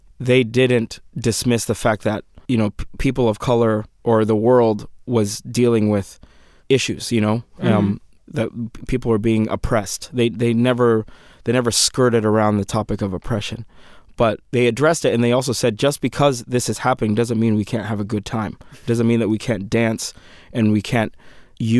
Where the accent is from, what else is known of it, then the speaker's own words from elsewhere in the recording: Sudan; moved away; my home country of Sudan